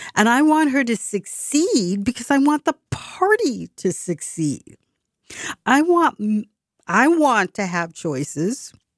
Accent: Boston, Massachusetts, United States; my hometown

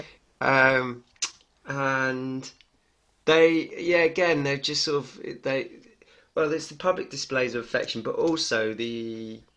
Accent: United Kingdom; the way I was brought up in Britain

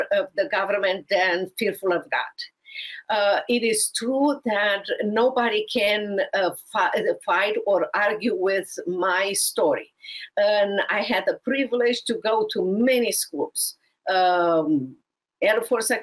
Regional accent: Romania; moved away as an adult; now in United States; from overseas, Romania.

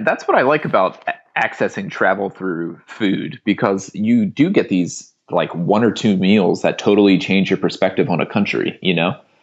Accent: United States; as an American who doesn't speak French

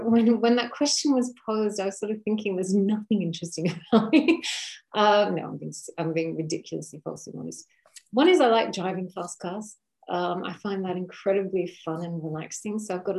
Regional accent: Australia; Primarily in Australia. So it was up and down Australia. We moved a lot as children.

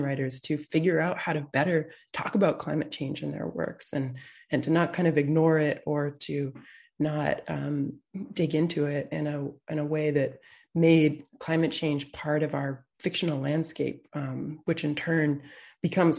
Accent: Peterborough, New Hampshire, United States; moved away; I grew up in the town of Peterborough

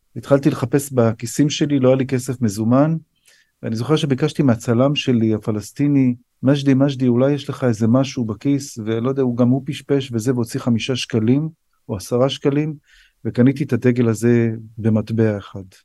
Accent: Israel; also born or lived in United States; now in Ness Ziona, Israel; אני נולדתי פה, אני גדלתי פה, זאת מולדתי

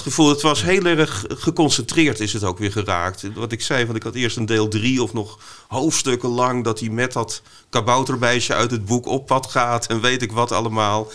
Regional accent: Vlissingen, Zeeland, Netherlands; ik ben opgegroeid in Vlissingen, ook met strand en zee

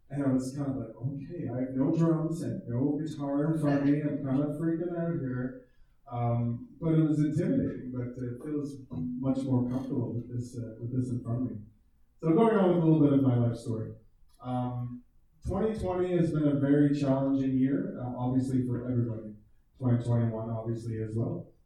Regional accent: outside of Toronto, Ontario, Canada; I grew up in a, in a small town outside in, uh, in Ontario, outside of Toronto. And, uh, we were definitely not a religious family at all.

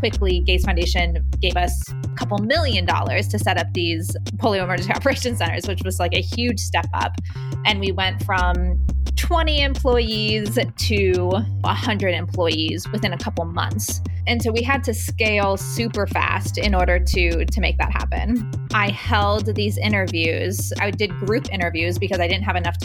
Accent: Orange County, California, United States; moved away as an adult; also born or lived in Nigeria; I grew up in Orange County in California, a fairly conservative part of the country

